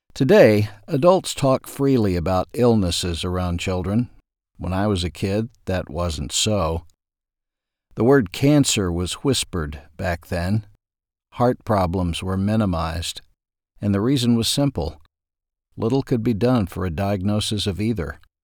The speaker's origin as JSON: {"language": "English", "town": "Ashdown", "region": "Arkansas", "country": "United States", "tie": "born or raised there", "said": "growing up in Ashdown, Arkansas"}